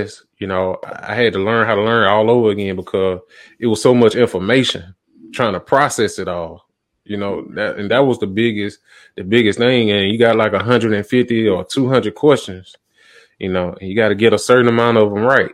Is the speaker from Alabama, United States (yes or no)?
yes; Montgomery, Alabama, United States; also born or lived in Tuscaloosa, Alabama; now in Atlanta, United States; that's my hometown. That's where I'm from, Montgomery